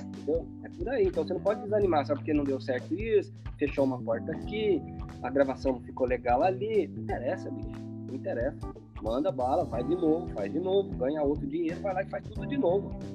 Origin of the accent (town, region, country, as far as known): São José dos Campos, São Paulo, Brazil